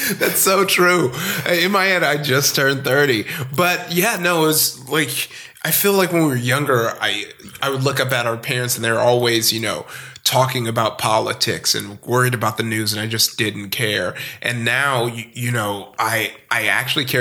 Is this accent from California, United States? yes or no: yes; Compton, California, United States; also born or lived in Downey, California / Long Beach, California; I grew up in Compton, California